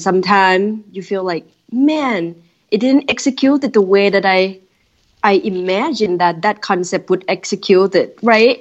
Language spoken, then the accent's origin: English; Thailand; moved away as an adult; now in Minneapolis, United States; growing up in Thailand